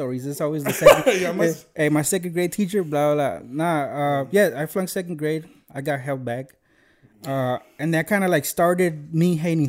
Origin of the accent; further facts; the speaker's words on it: Aurora, Colorado, United States; English is a second language; also born or lived in Zacatecas, Mexico; I was raised in Aurora, but I was born in Mexico.